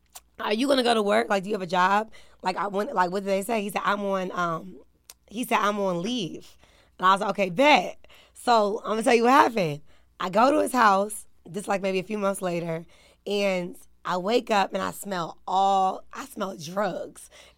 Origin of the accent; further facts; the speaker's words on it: Maryland, United States; I'm from Maryland. So it's two separate situations.